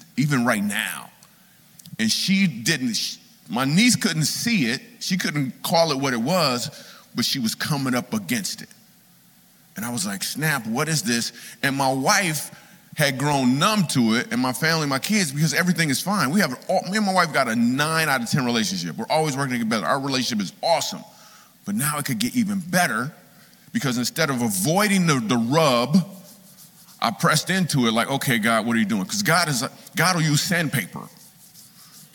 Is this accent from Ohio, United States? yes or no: no; Michigan, United States; moved away as an adult; also born or lived in New York City; I moved to New York City. The reason I moved to New York City, because I grew up in Michigan